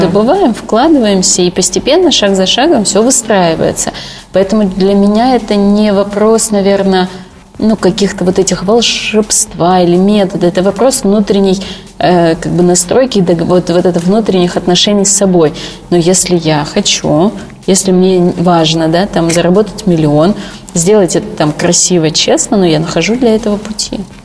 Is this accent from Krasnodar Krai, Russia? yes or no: yes; Sochi, Krasnodar Krai, Russia; moved away; в родном городе Сочи